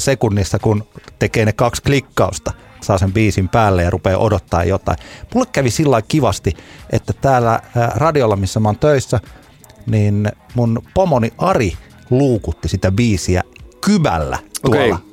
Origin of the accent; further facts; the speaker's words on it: Ylöjärvi, Pirkanmaa, Finland; niin kuin meillä päin Ylöjärvellä aina sanotaan